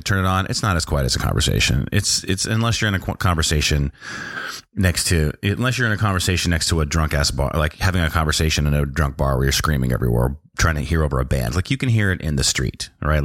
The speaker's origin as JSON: {"language": "English", "region": "North Dakota", "country": "United States", "tie": "born or raised there", "said": "I grew up in North Dakota"}